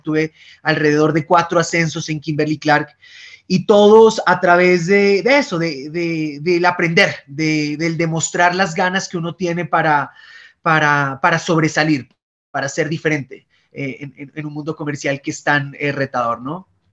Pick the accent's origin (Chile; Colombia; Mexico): Colombia; Pasto, Nariño; accent: pastuso; moved away as an adult; also born or lived in Bogotá; el acento es pastucito. Soy, soy pastuso de crianza, na, nací en Bogotá, pero viví toda, toda mi infancia y mi juventud en, en San Juan de Pasto.